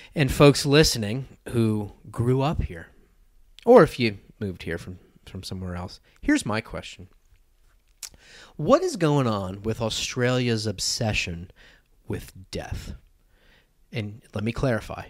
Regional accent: United States; moved away; Wayne and I grew up in America. We are Americans.

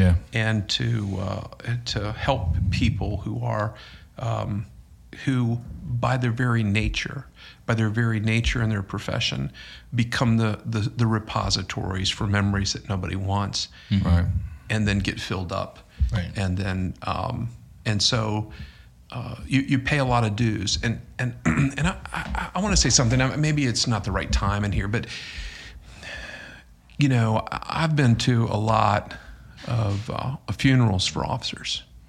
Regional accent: Dinwiddie County, Virginia, United States; I'm the guy who eats roadkill, man. I'm from Dinwiddie County.

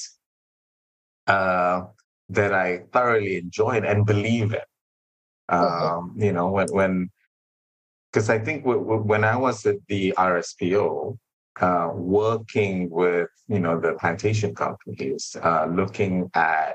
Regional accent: Malaysia; being Malaysian

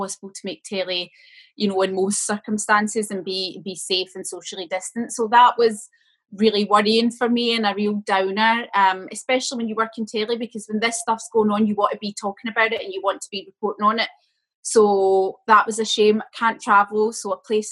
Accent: Port Glasgow, Scotland, United Kingdom; accent: Port Glasgow; moved away as an adult; I've got a Port Glasgow accent. No matter where I live in the world, I'll always have this ingrained in me. You know, it was the first 18 years of my life. And growing up in Port Glasgow definitely has made me who I am

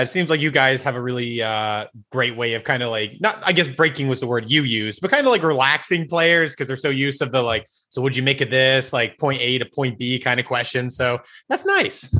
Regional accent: Delco, Pennsylvania, United States; also born or lived in South Jersey; I grew up in Delco. That's like where my mom is.

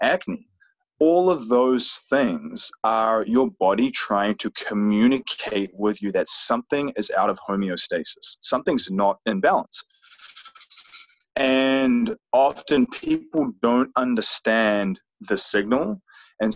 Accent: New Zealand; moved away as an adult; now in United States; here I am now from New Zealand, living in the US

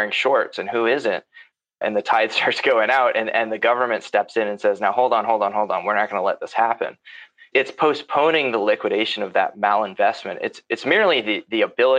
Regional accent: United States; I'm an American

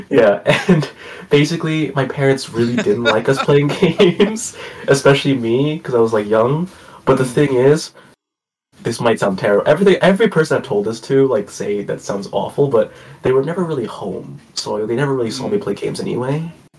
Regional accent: Malaysia; Being Asian, I guess in general, because being specifically Malaysian doesn't really hurt you in any stereotypes

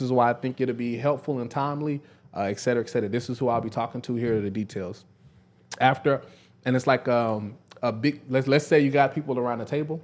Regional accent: Dallas, Texas, United States; moved away as an adult; also born or lived in Prairie View, Texas; now in Memphis, United States; I'm from Dallas, uh, Dallas, Texas.

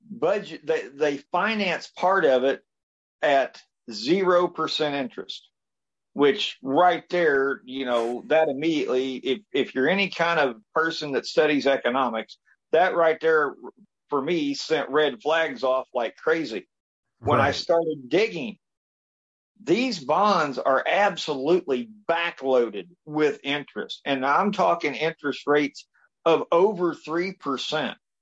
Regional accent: Washington County, Indiana, United States; I was born here in Washington County

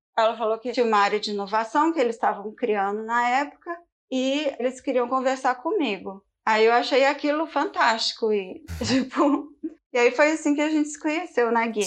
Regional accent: Belo Horizonte, Minas Gerais, Brazil; moved away as an adult; also born or lived in Campinas / São Paulo; now in London, United Kingdom; eu sou de Belo Horizonte, mas eu morei 10 anos da minha vida no estado de São Paulo

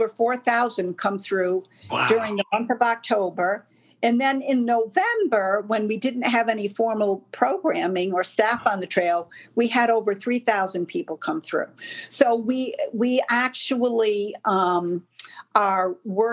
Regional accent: Rhode Island, United States; moved away; that's where I grew up in Rhode Island

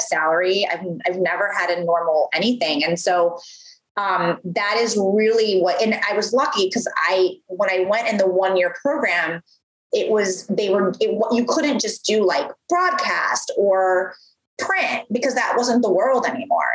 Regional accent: Midwest, United States; moved away; I'm from the Midwest. So I'm from the Midwest originally.

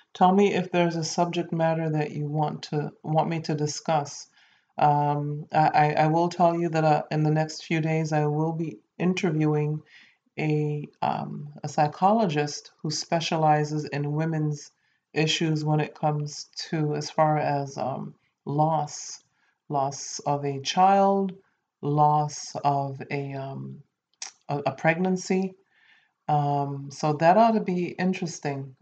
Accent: Saint Kitts, St. Kitts & Nevis; my home country, um, St. Kitts and Nevis

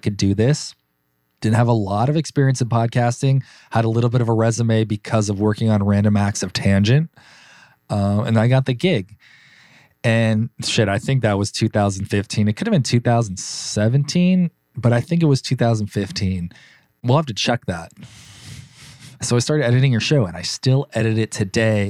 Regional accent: Burbank, California, United States; Born and raised in Los Angeles, in Burbank, California.

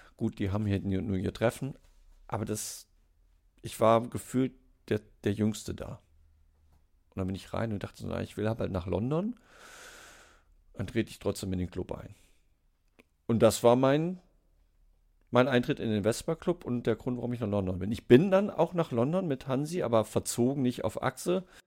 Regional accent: Siegen, North Rhine-Westphalia, Germany; also born or lived in Hesse / Oldenburg; now in Hanover, Germany; gebürtig aus Siegen-Geisweit. Ähm, einen Schlenker über Hessen gemacht, nach Norddeutschland gekommen zum Studieren

